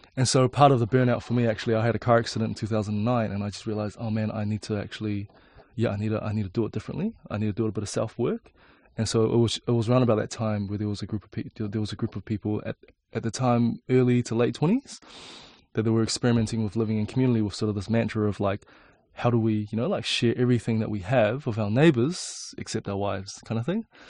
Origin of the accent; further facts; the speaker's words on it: Auckland, New Zealand; born or raised there; also born or lived in China